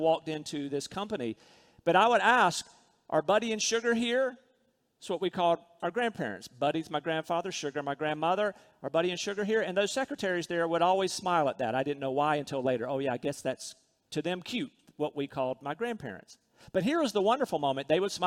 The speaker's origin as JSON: {"language": "English", "town": "Rocky Mount", "region": "North Carolina", "country": "United States", "tie": "born or raised there", "said": "When I was a little boy growing up in Rocky Mount, North Carolina, I lived pretty"}